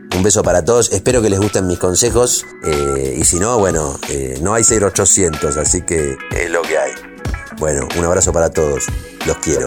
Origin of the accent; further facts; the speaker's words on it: Argentina; me crié en los 80